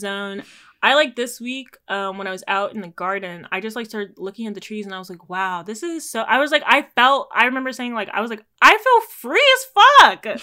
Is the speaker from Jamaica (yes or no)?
yes; Jamaica; as a Jamaican